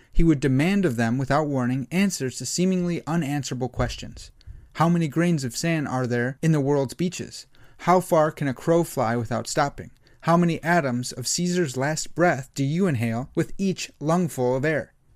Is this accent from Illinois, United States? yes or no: yes; Illinois, United States; I'm from Illinois. I know about the, the Fermi Lab. We, I grew up, that was part of my childhood, was going to Fermi Lab